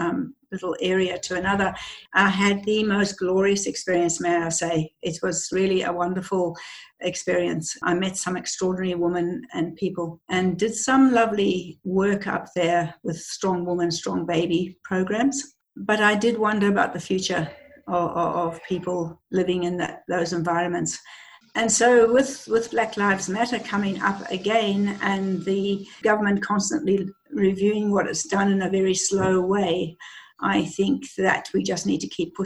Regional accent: Zimbabwe; moved away as an adult; now in Australia; I grew up in Zimbabwe. In Rhodesia at the time, through the Civil War

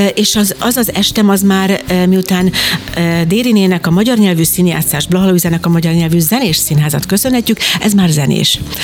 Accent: Jászberény, Jász-Nagykun-Szolnok, Hungary; Én Jászberényben születtem

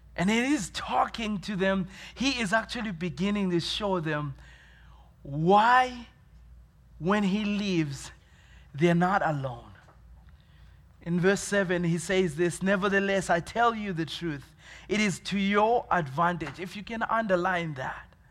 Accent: Zimbabwe; moved away as an adult; also born or lived in Dallas, Texas; now in Williamsport, United States; I was born in Zimbabwe, uh, Zimbabwe in Africa

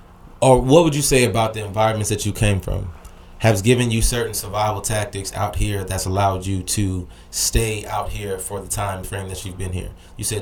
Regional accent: Midwest, United States; now in California, United States; Me being from the Midwest, bro being from the East Coast, we had to get the fuck up on a plane

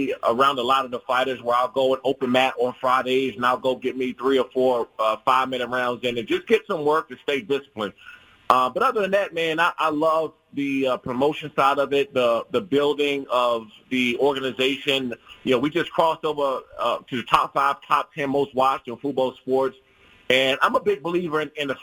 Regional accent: Prince George's County, DMV area, Maryland, United States; I grew up in the Prince George's County and DMV area

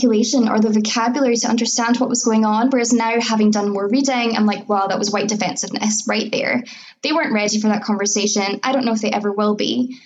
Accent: Scotland, United Kingdom; being born here and living here

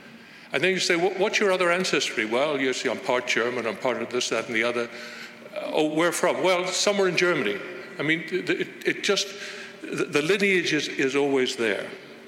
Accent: Northern Ireland, United Kingdom; born there; accent: Irish; Now, you can hear I've lost my Irish accent. I was actually born in Northern Ireland, really, but I've lost that.

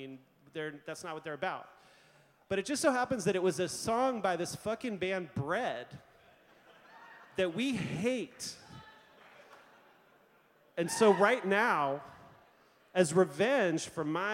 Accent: Montreal, Quebec, Canada; now in Baltimore, United States; I was born in Montreal. At the old Royal Victoria Hospital, before the fancy new one

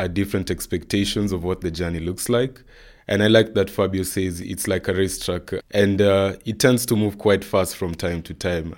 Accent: Nairobi, Kenya; I come from Nairobi, Kenya

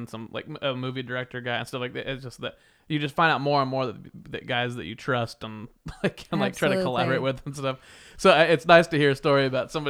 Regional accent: Wichita, Kansas, United States; now in Los Angeles, United States; I grew up in Wichita, Kansas, by the way, so I'm also a Midwestern boy

